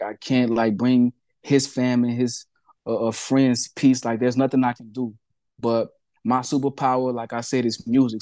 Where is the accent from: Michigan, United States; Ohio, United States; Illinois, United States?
Illinois, United States; Peoria; Peoria, Illinois, my hometown